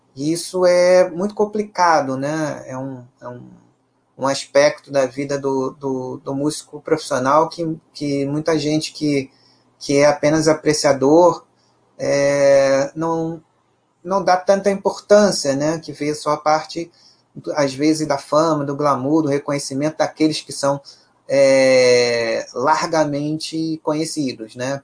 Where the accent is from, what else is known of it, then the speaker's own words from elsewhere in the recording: Brazil; pela nossa própria ancestralidade enquanto brasileiros